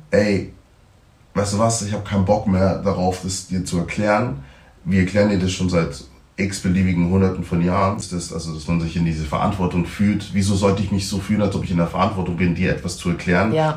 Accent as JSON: {"language": "German", "country": "Germany", "tie": "born or raised there", "said": "ich bin in Deutschland aufgewachsen oder im Westen aufgewachsen"}